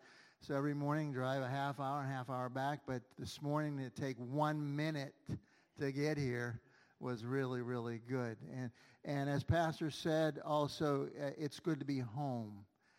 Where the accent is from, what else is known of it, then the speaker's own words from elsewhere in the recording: Pittsburgh, Pennsylvania, United States; still live here on the north side. My wife grew up up in Perrysville Avenue, and I grew up on Federal Street.